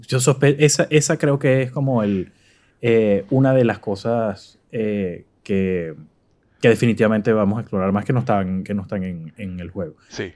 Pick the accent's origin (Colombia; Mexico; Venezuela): Venezuela; moved away; como venezolano en el extranjero